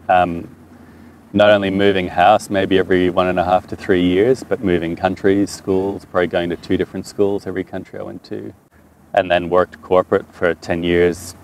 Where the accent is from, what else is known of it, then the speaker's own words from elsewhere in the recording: Toronto, Ontario, Canada; first language French; English is a second language; now in Albury, Australia; my first language is French. So I learned English watching Sesame Street in Toronto, Canada, when I was about 4 or 5